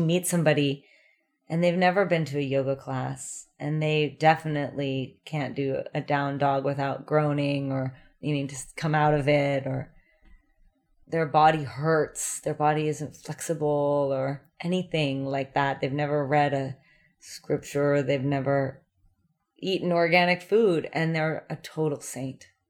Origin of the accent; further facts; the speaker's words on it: California, United States; moved away as an adult; also born or lived in New York City; growing up in California